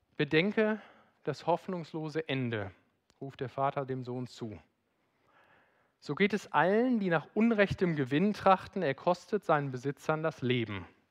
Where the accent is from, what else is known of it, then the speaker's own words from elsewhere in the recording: Rhineland, Germany; bin Rheinländer